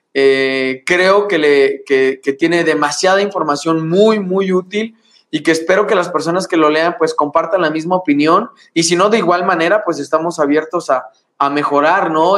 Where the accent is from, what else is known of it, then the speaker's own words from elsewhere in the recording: Morelia, Michoacán, Mexico; moved away as an adult; now in Guanajuato, Mexico; de donde soy, que es Morelia, Michoacán